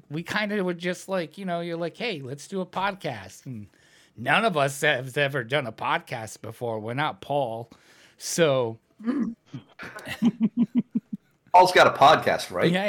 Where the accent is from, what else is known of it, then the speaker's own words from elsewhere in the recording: Ireland; Well, I was saying Scottish because I'm Irish.